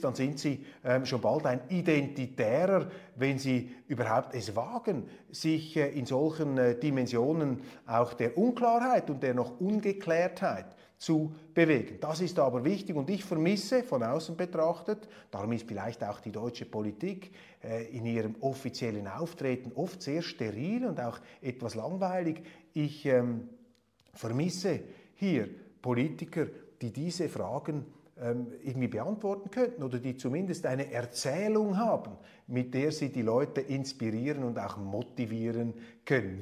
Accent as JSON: {"language": "German", "country": "Switzerland", "said": "Als Schweizer"}